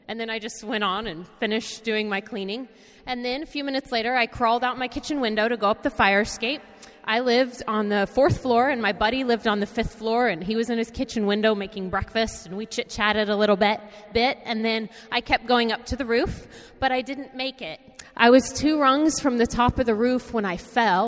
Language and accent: English; Wichita, Kansas, United States; moved away as an adult; also born or lived in New York; I'm from Wichita, Kansas. That's where all my family is.